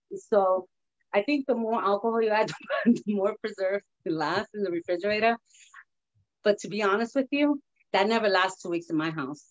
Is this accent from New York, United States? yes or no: yes; New York City, New York, United States; also born or lived in Manhattan / Spanish Harlem / Puerto Rico (ancestry); I was born in Manhattan and raised in the Bronx, but I also was raised in Spanish Harlem.